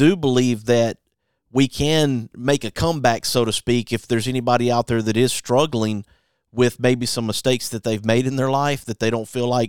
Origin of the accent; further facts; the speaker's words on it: Alabama, United States; born and raised in Alabama myself